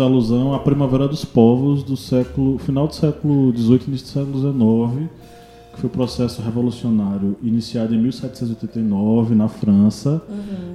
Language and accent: Portuguese; Brazil